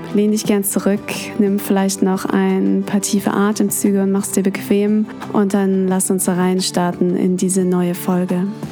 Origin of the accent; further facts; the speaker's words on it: Germany; Ich, ähm, bin in Deutschland aufgewachsen, in der Nähe von Hamburg